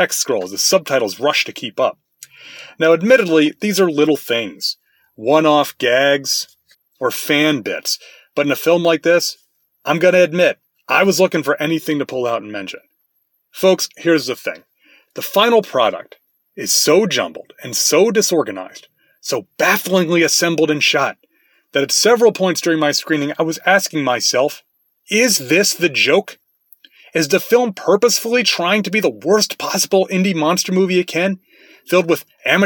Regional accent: United States; I'm an American, not Japanese

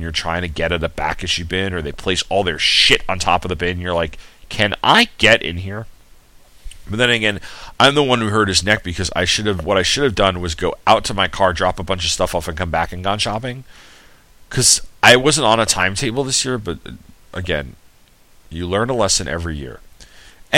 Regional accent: Sayville, New York, United States; moved away; I'm from Sayville, New York, and Blue Point's two towns over

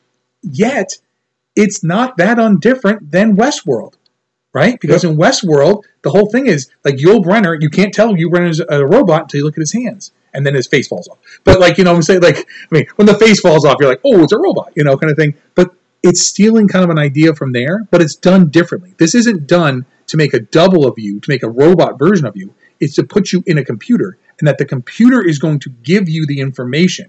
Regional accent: New York, United States; as a New Yorker. Again, not, I didn't grow up in the city

